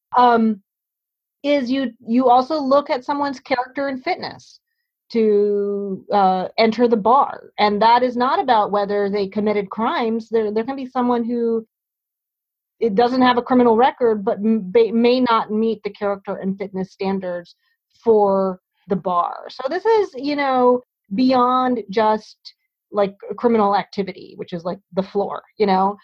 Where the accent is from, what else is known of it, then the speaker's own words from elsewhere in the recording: Hampton, Virginia, United States; now in New Haven, United States; where I was growing up in Hampton, Virginia